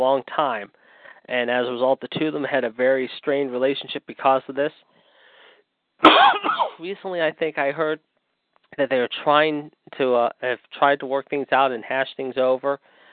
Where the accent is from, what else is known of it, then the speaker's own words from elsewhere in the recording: Pittsburgh, Pennsylvania, United States; my hometown of Pittsburgh, PA